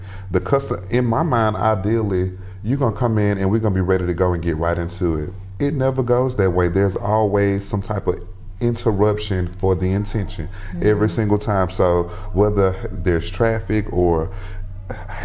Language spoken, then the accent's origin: English; Macon, Georgia, United States; moved away as an adult; I had worked in Macon in my hometown